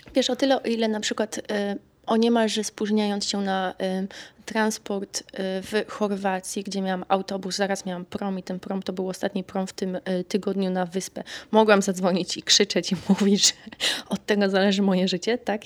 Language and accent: Polish; Kraków, Lesser Poland, Poland; moved away as an adult; now in Stockholm, Sweden; ja się tam wychowałam, urodziłam i dorastałam